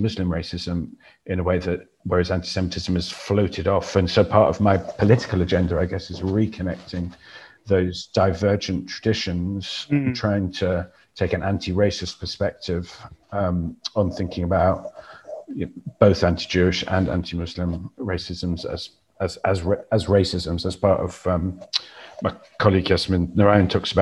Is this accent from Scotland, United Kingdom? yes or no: no; Exeter, South West England, United Kingdom; the mosque in my hometown, Exeter